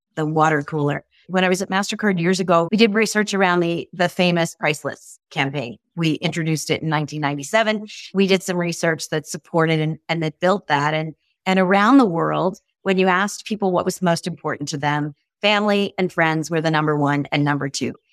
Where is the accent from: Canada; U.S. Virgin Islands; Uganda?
Canada; I'm truly Canadian